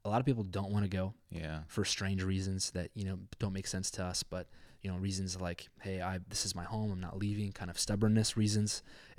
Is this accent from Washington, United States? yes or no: yes; Spokane, Washington, United States; also born or lived in Ukraine; I grew up in Spokane